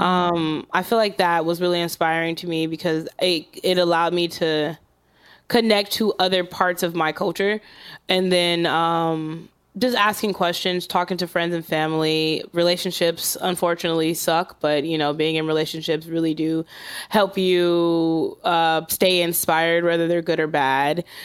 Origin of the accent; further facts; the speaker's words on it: Los Angeles, California, United States; I'm from South Central L